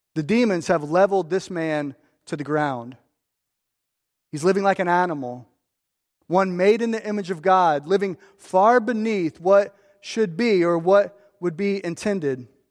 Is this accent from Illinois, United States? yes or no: yes; Streamwood, Illinois, United States; I'm from Streamwood